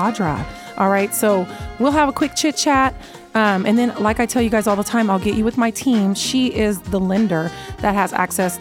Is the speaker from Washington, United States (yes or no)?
yes; Seattle, Washington, United States; now in Las Vegas, United States; I'm from Seattle